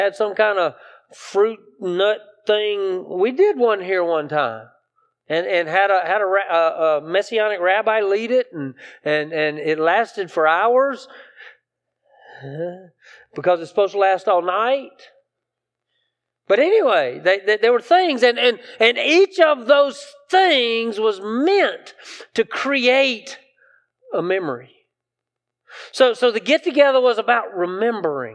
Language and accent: English; South Carolina, United States; I grew up in South Carolina